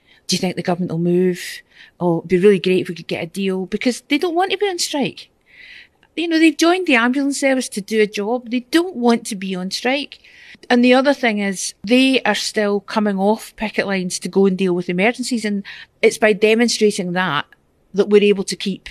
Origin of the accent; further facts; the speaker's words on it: Glasgow, Scotland, United Kingdom; also born or lived in Maryhill, Glasgow; I was born and brought up in Drumchapel, which is one of the big council estates, and then I moved to Maryhill.